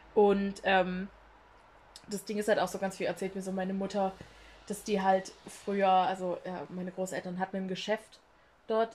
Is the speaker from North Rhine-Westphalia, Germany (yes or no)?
no; Saxony-Anhalt, Germany; ich bin ja in Sachsen-Anhalt zur Schule gegangen und da sprechen wir nicht mal so doll